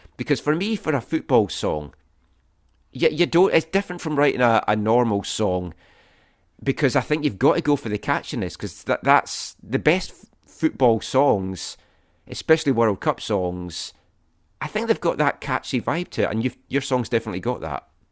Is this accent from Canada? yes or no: no; Scotland, United Kingdom; both growing up in Scotland and the U K